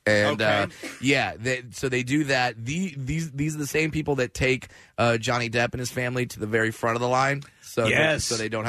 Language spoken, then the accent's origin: English; Orange County, California, United States; Grew up in Orange County, California.